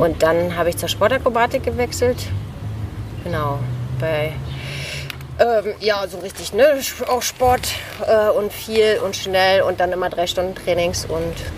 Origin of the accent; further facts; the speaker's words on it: Berlin, Germany; also born or lived in Australia; Ich bin in Berlin groß geworden, in Mitte